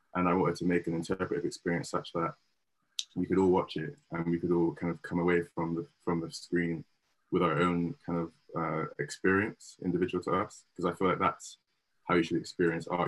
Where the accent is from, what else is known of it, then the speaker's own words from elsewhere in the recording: Bristol, South West England, United Kingdom; myself, who was born and raised in Bristol.